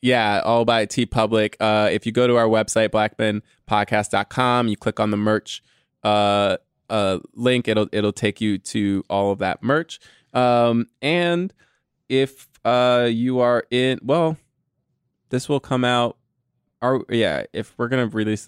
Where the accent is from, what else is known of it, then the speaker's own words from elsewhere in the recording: Texas, United States; Sorry for all the y'alls. I'm from Texas. LOL.